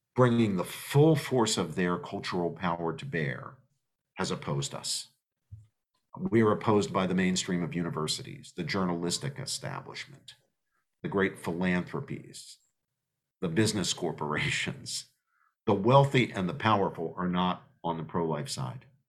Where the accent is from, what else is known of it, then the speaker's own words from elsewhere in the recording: United States; us as American citizens